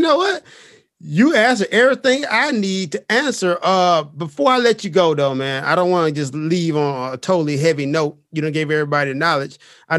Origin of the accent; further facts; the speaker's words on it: Memphis, Tennessee, United States; And people always ask me because I'm from Memphis, like, why are you a Mavs fan?